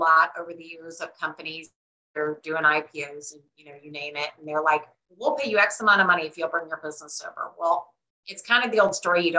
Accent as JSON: {"language": "English", "region": "Midwest", "country": "United States", "said": "And I'm from the Midwest, and my sister did a little bit of real estate."}